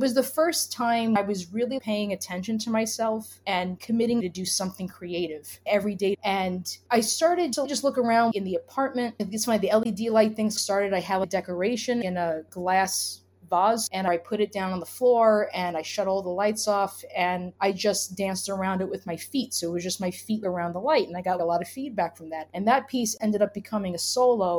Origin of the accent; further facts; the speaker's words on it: New York City, New York, United States; I'm from Brooklyn